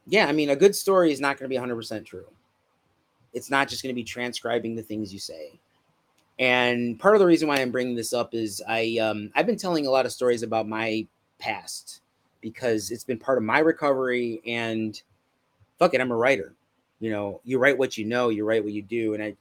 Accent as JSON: {"language": "English", "town": "Chicago", "region": "Illinois", "country": "United States", "said": "I'm from Chicago."}